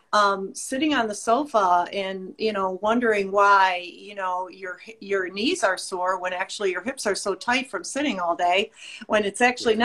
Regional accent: Illinois, United States; I am from Illinois

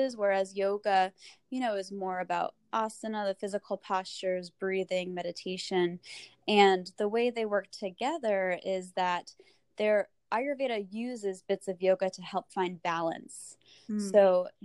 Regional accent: Rhode Island, United States; I am from Rhode Island.

